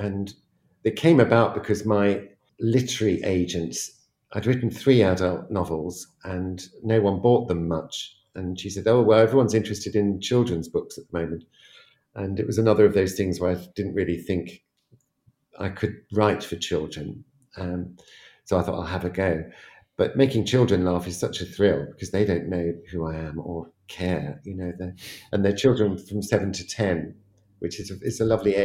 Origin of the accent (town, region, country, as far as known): Teddington, London, United Kingdom; born or raised there